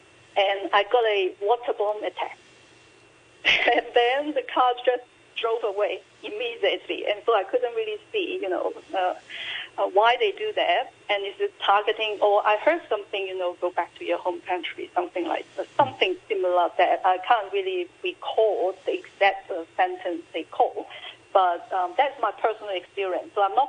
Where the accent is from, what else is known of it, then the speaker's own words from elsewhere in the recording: Hong Kong; moved away as an adult; now in Sydney, Australia; I feel much closer to Hong Kong and my hometown right now. So my experience, because I came to Australia for my study many years ago, long time ago